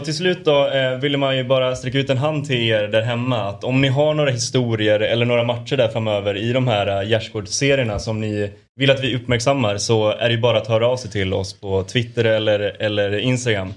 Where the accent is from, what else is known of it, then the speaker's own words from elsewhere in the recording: Borlänge, Dalarna County, Sweden; Jag är från Borlänge.